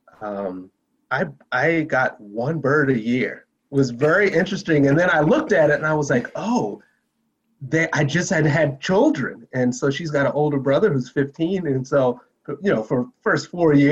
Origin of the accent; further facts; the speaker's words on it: Maryland, United States; moved away as an adult; now in Colorado, United States; I'm actually from Maryland. I live in Colorado now